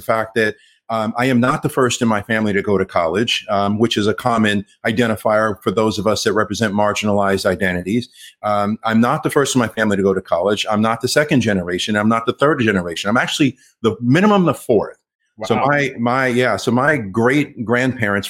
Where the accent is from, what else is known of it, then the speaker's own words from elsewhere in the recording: Los Angeles, California, United States; first language English; I grew up here in Los Angeles. I'm LA through and through